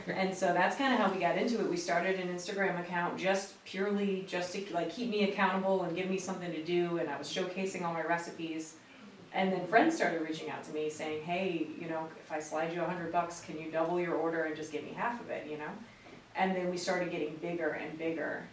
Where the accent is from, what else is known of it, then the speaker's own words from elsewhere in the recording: Crown Point, Indiana, United States; moved away as an adult; now in Lynchburg, United States; right outside of Chicago, Crown Point, Indiana is my hometown.